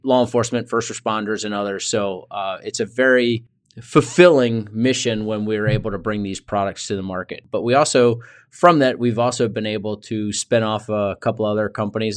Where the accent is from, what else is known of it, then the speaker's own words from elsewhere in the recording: Richmond, Virginia, United States; I grew up in Richmond, Virginia, so not too far away from where I live now